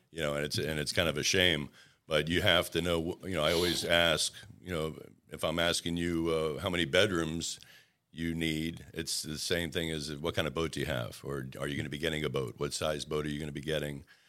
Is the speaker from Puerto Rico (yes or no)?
yes; Puerto Rico; moved away; when I was a little tot growing up in Puerto Rico